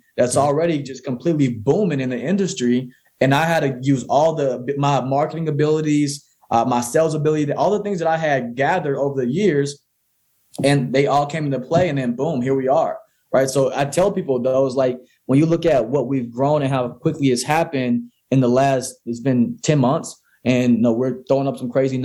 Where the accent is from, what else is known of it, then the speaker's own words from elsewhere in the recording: Mississippi, United States; I grew up in Mississippi where it wasn't really the greatest area